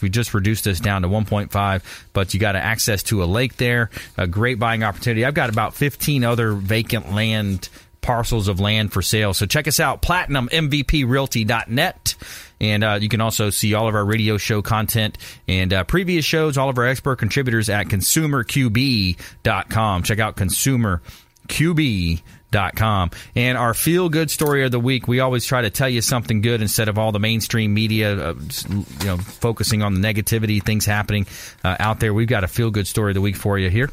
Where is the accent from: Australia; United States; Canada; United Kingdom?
United States; LaBelle, Florida; my hometown, uh, LaBelle